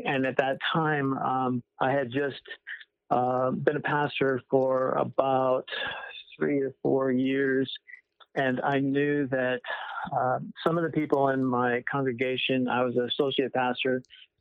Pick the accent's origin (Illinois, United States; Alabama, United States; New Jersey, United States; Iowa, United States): Iowa, United States; Winterset; moved away as an adult; I grew up in Iowa, right in the middle of Iowa. It's called Winterset, Iowa